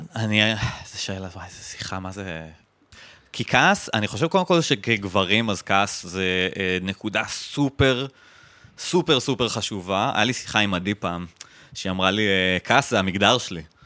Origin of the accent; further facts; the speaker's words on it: Jerusalem, Jerusalem District, Israel; אני גדלתי במזרח ירושלים